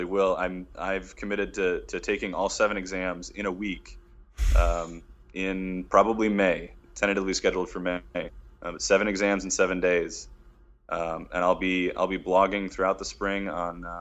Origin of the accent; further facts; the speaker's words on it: Detroit, Michigan, United States; moved away as an adult; my hometown of Detroit.